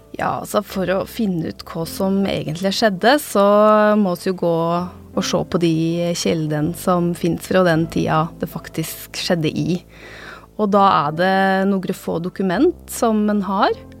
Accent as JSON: {"language": "Norwegian", "town": "Otta", "region": "Innlandet", "country": "Norway", "tie": "born or raised there", "said": "på kommunehuset i Otta, der jeg vokste opp"}